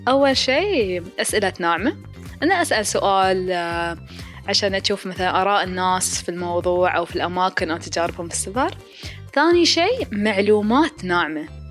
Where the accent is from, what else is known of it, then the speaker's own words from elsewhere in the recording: United Arab Emirates; عندنا في راس الخيمة